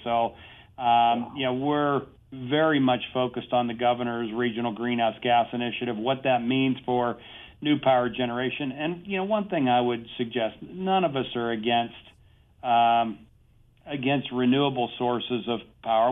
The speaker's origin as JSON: {"language": "English", "region": "Pennsylvania", "country": "United States", "tie": "born or raised there", "said": "my home state of Pennsylvania"}